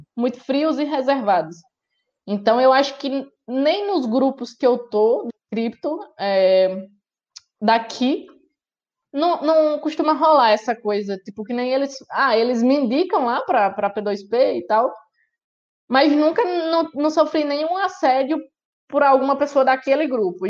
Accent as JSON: {"language": "Portuguese", "region": "Northeast Region", "country": "Brazil", "said": "eu sou nordestino, sangue é, ferve"}